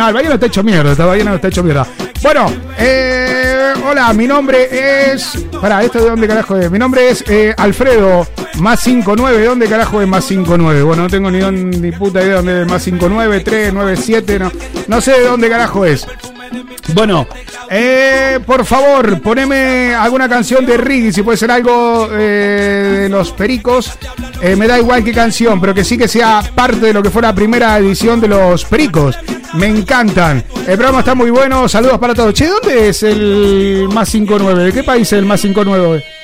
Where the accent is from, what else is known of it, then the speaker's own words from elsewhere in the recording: Valencia, Valencian Community, Spain; Soy de Valencia, Valencia, ¿no? VLC, ok, Valencia.